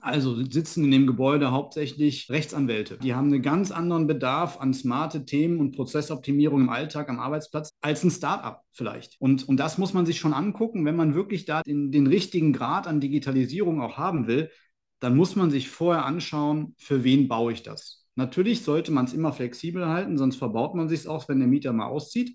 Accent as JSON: {"language": "German", "town": "Aachen", "region": "North Rhine-Westphalia", "country": "Germany", "tie": "born or raised there", "said": "Aber erstmal ist Aachen halt meine Heimatstadt. Hier bin ich geboren, hier bin ich aufgewachsen"}